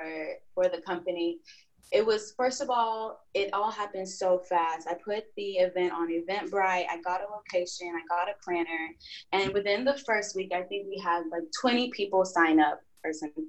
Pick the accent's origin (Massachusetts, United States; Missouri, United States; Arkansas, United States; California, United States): Arkansas, United States; moved away as an adult; now in Texas, United States; I'm from Arkansas, moved to Texas to get my psychology degree